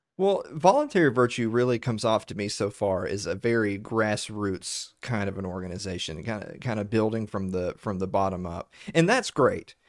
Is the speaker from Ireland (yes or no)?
no; the South, United States; accent: Southern; me and Sherry are from the actual South, not Texas